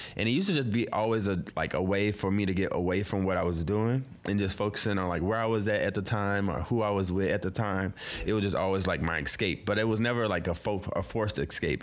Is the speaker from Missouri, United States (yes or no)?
yes; St. Louis, Missouri, United States; now in Brooklyn, United States; I'm originally from Saint Louis, but I live in B K